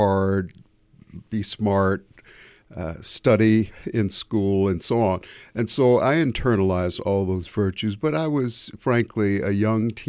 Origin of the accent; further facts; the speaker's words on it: Chicago, Illinois, United States; I was a sophomore in high school, Morgan Park High School in Chicago